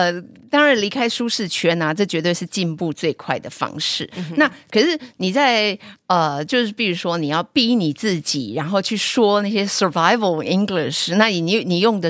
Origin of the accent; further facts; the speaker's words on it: Hualien County, Taiwan; Charlotte 的老公是我们花莲人哦